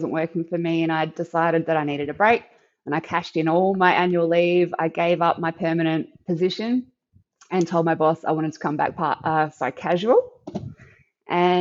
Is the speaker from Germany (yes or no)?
no; Victor Harbor, South Australia, Australia; I come from Victor Harbour in South Australia, which is a lovely little town